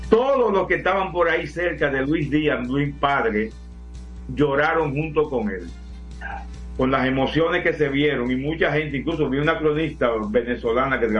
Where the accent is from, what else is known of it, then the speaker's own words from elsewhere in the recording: Moca, Espaillat, Dominican Republic; also born or lived in La Vega / Puerto Plata; now in Santo Domingo, Dominican Republic; Yo nací en La Vega, viví en Puerto Plata, pero soy mocano que reside en Santo Domingo.